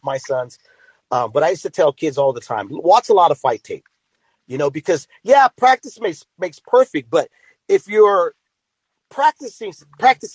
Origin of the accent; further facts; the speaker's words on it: the Bay Area, California, United States; now in Riverbank, United States; I grew up in the Bay Area, but I live here in the Valley now.